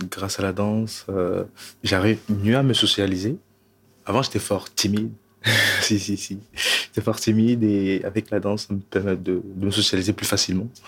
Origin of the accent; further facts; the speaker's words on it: Togo; also born or lived in Burkina Faso / Paris, France; now in Belgium; je suis parti du Togo pour le Burkina, déjà, ça fait un peu migration aussi. Donc, du coup, du Burkina, j'ai été en France, à Paris, depuis de Paris, je suis venu en Belgique.